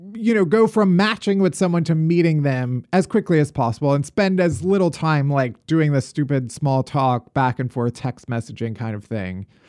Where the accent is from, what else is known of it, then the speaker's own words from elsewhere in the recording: Chicago, Illinois, United States; now in New York, United States; having survived Chicago winters all my life. And now I live in New York